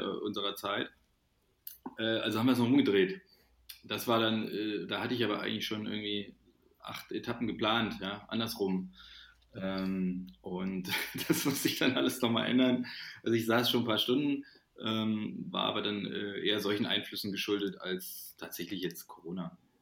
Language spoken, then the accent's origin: German; Thuringia, Germany; now in Cologne, Germany; die wir in Thüringen in meiner Heimat gemacht haben, im Frauenwald